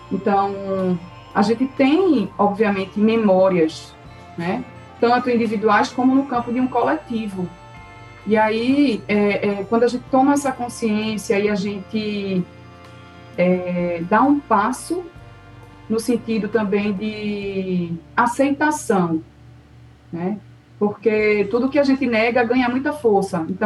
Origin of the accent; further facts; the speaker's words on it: Northeast Region, Brazil; born there; bem, sou brasileira. E agora nasci, estou no Nordeste, nasci aqui, ok.